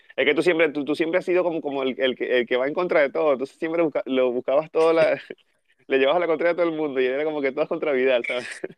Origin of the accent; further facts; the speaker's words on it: Venezuela; moved away; Somos de Venezuela, que estamos en diferentes partes del mundo